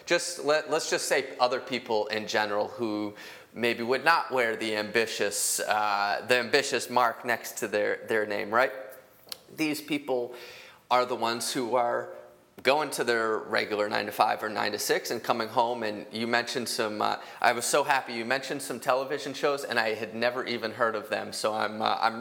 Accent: Minnesota, United States; I'm from Minnesota. My dad's from Wisconsin, but I'm from Minnesota

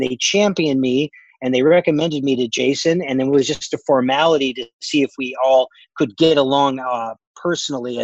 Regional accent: Connecticut, United States; moved away; I'm the kid from Connecticut

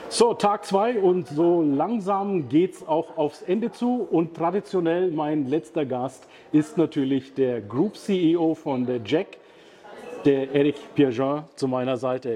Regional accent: Bayreuth, Bavaria, Germany; der Stadt, wo ich herkomme

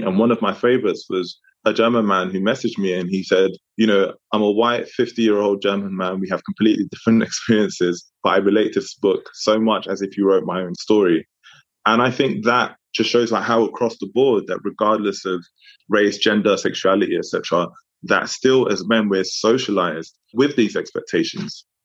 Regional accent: London, United Kingdom; also born or lived in Democratic Republic of the Congo; I was from Congo, Francophone African country, but grew up in London

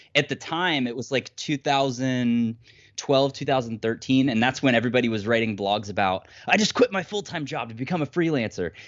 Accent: Ohio, United States; now in Ann Arbor, Michigan, United States; I'm originally from Ohio, just, like, middle of nowhere, absolute nowhere, but I currently live just outside of Ann Arbor, Michigan.

